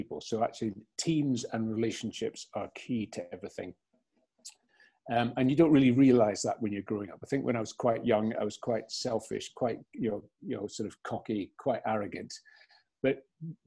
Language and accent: English; Aberdeenshire, Scotland, United Kingdom; I was brought up in Aberdeenshire, so an idyllic sort of rural childhood upbringing.